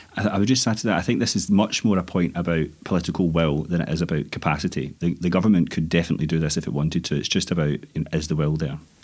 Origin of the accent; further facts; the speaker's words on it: Scotland, United Kingdom; as a Scottish M P